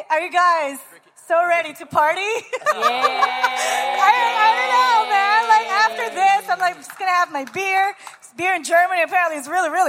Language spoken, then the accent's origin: English; Canada; you were talking about the set play because I'm from Canada.